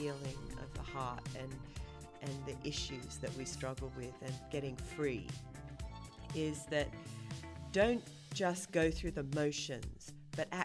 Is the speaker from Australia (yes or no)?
yes; Australia; now in Raleigh-Durham, United States; I was born and raised in Australia